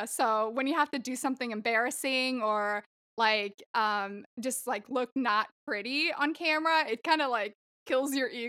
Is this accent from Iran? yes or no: no; Sweden; moved away as an adult; also born or lived in Long Island, New York, United States; I lived there until I was 3 and a half, and then we moved to Sweden. And that's where I grew up, man. I was there from when I was 3 and a half to 19. So in 2010, which totally gives away my age. I'm 30 this year.